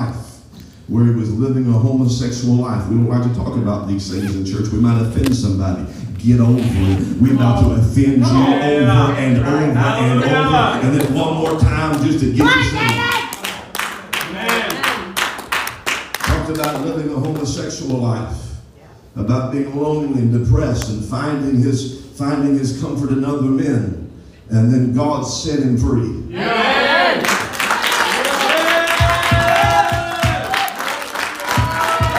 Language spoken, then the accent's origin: English; Appalachia, United States; we grew up in Appalachia